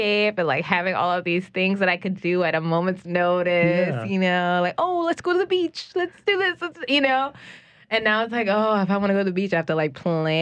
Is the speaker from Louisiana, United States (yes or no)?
yes; New Orleans, Louisiana, United States; moved away as an adult; also born or lived in Los Angeles / Baton Rouge / Mississippi; I grew up here.